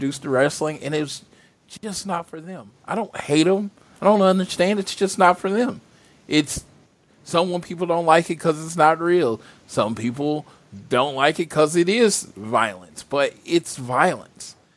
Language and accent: English; Mid-South, United States; I grew up in the Mid-South area.